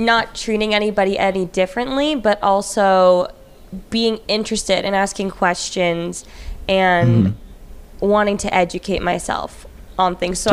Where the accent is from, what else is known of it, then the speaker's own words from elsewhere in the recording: Orange County, California, United States; I grew up again in Orange County